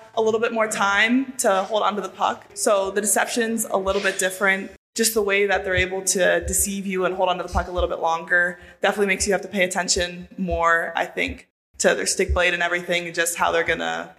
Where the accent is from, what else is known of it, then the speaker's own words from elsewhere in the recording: Buffalo, New York, United States; Well, I grew up in Buffalo, so Ryan Miller, I was a huge fan of.